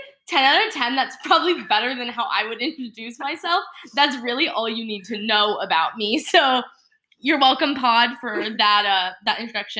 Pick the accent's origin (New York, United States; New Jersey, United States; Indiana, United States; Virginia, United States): Virginia, United States; I'm from Virginia. I don't know if you guys know. I am from Virginia, not Virginia Beach.